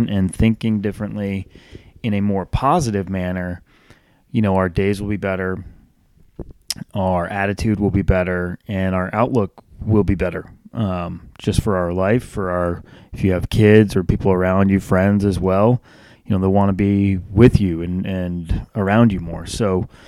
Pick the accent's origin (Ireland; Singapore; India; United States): United States; Northeast; now in Charlotte, United States; I grew up in the Northeast